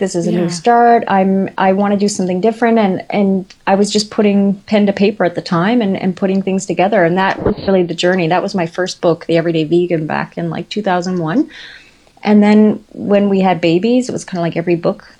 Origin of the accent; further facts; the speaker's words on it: Newfoundland and Labrador, Canada; moved away as an adult; we were living where we grew up in Newfoundland